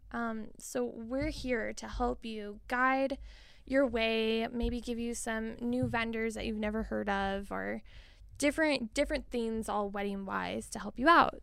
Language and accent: English; Billings, Montana, United States; also born or lived in Missoula, Montana; I was born and raised in Billings, Montana